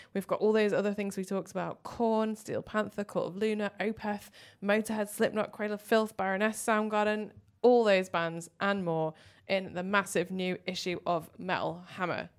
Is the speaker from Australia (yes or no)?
no; Manchester, North West England, United Kingdom; now in London, United Kingdom; I'm from Manchester